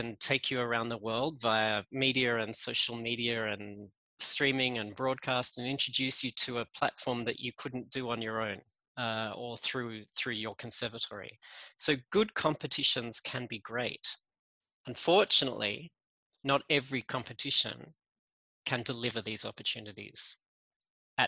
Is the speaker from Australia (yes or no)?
yes; Australia; accent: Australian; moved away as an adult; now in Geneva, Switzerland; You can hear I'm Australian in my accent